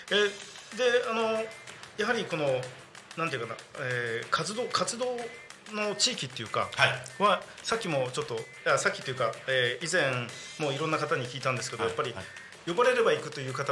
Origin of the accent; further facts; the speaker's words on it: Choshi, Chiba, Japan; 出身は銚子です。銚子あ千葉県銚子。